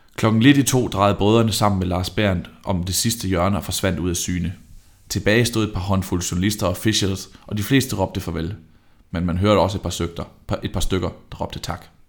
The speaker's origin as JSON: {"language": "Danish", "town": "Vejle", "region": "Southern Denmark", "country": "Denmark", "tie": "born or raised there", "said": "Jeg er fra Vejle"}